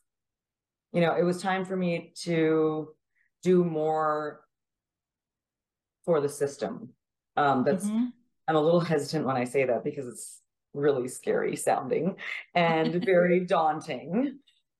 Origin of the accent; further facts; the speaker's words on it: Regina, Saskatchewan, Canada; moved away as an adult; also born or lived in Montreal, Quebec / Dublin, Ireland / Kentucky; now in San Antonio, United States; I used to think when I grew up in Canada from 0 to 20